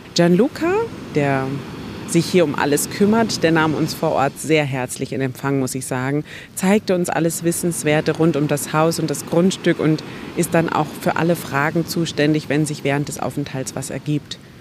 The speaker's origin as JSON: {"language": "German", "country": "Germany", "said": "bei uns in Deutschland"}